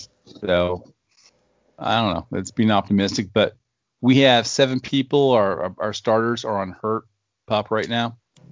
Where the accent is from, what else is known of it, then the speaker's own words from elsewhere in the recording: Buffalo, New York, United States; I'm from Buffalo.